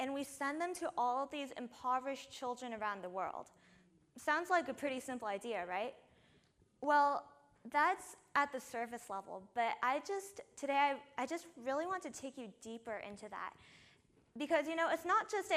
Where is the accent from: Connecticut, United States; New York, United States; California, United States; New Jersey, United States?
California, United States; I'm not from Florida. I'm actually from here, from California